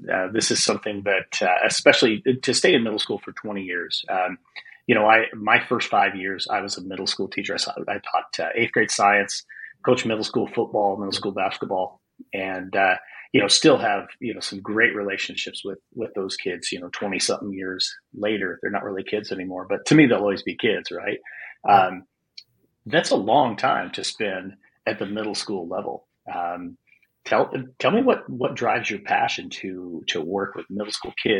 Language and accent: English; Wyoming, United States; moved away as an adult; also born or lived in Arizona; I lived in Wyoming. I grew up in Wyoming